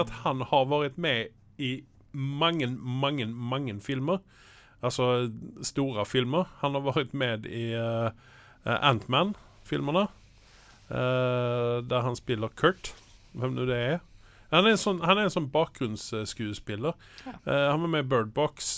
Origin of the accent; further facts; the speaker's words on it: Malmö, Skåne, Sweden; now in Norway; jeg er jo fra Malmö, der serien utspiller seg